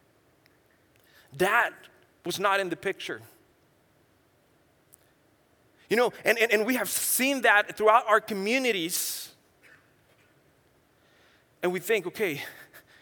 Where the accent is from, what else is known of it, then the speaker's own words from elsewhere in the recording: San Luis Potosí, Mexico; also born or lived in Orlando, Florida / New Mexico / West Texas / California; now in Tijuana, Mexico; I was born and raised in Mexico, central Mexico, in a state called San Luis Potosí